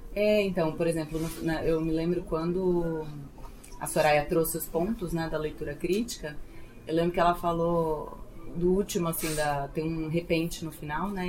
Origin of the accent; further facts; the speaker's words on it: Southeast, Brazil; nascida e criada no Sudeste, então eu não sou nordestina